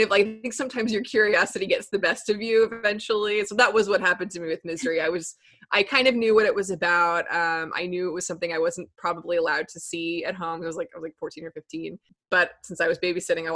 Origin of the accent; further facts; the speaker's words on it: Texas, United States; now in Brooklyn, United States; I'm originally from Texas